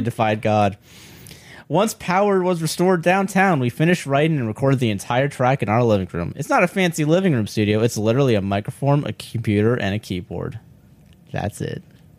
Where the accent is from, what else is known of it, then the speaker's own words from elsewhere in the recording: Brooklyn, New York, United States; Hey, yo, I'm from Brooklyn.